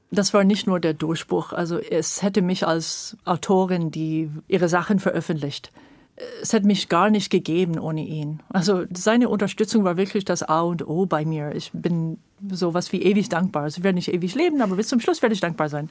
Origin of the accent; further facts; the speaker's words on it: California, United States; German is a second language; moved away as an adult; now in Germany; ich bin in Kalifornien geboren und habe sehr früh diese Mammutbäume in Kalifornien und so als kleines Kind schon erlebt